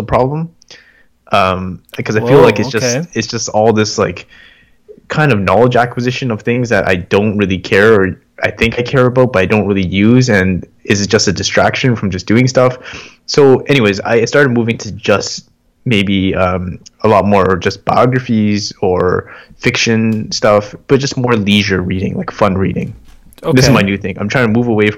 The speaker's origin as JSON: {"language": "English", "country": "Canada", "tie": "born or raised there", "said": "I was born here"}